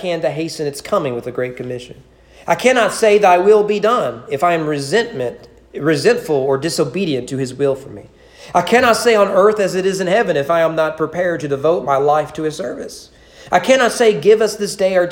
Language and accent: English; United States; As an American